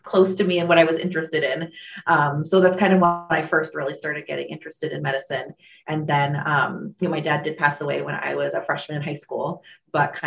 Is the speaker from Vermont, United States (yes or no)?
yes; Vermont, United States; also born or lived in New Jersey / St. Johnsbury, Vermont / Rutland, Vermont; I was born in New Jersey, but I'm a Vermonter. I moved here when I was 4 months old